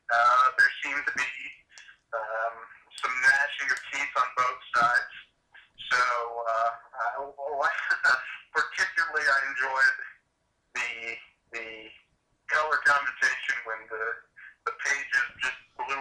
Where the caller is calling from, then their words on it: Columbus, Ohio, United States; I'm calling in from Columbus.